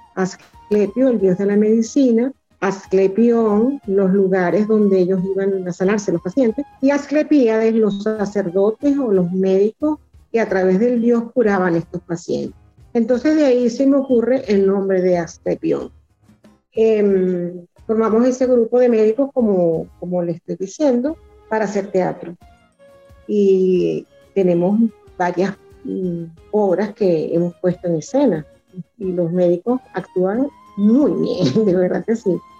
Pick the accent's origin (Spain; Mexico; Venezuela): Venezuela; como venezolano